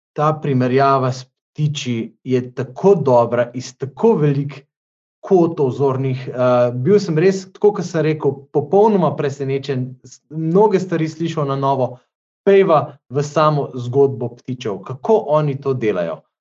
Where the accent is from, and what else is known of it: Slovenia